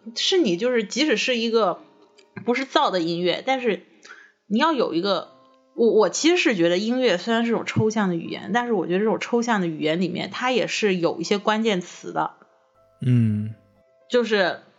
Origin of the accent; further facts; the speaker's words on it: Hakka, Guangdong, China; moved away; 我其实我是客家人嘛，其实我也不是潮汕的